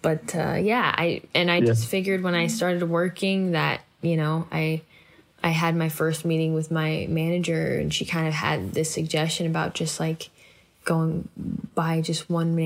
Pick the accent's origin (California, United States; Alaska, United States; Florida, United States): California, United States; Oakland; I was born and raised in Oakland, California